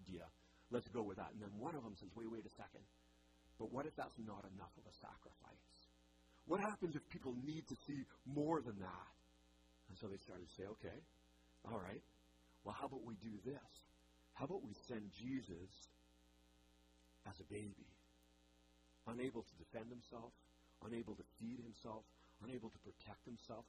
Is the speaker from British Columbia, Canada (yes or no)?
yes; British Columbia, Canada; moved away; I grew up in British Columbia in the Rockies.